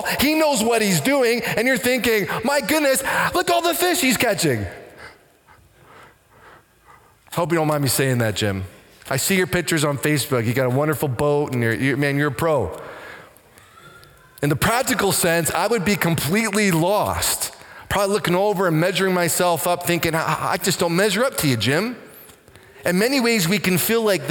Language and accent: English; Waterford, Ontario, Canada; Growing up in Waterford, not because we're trying to hide from anybody, majority of the time we would do our shopping and business in Simcoe.